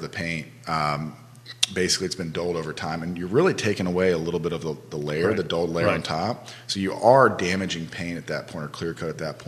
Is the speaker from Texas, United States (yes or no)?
yes; Houston, Texas, United States; now in Charlottesville, United States; I grew up in Houston, Texas